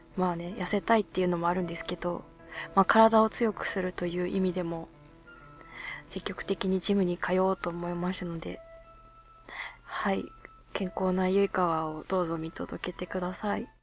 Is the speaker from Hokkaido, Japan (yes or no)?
yes; Hokkaido, Japan; born or raised there; now in Tokyo, Japan